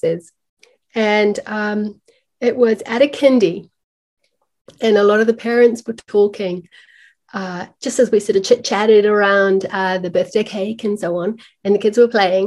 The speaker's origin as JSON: {"language": "English", "region": "Auckland", "country": "New Zealand", "tie": "born or raised there", "said": "my hometown here in Auckland"}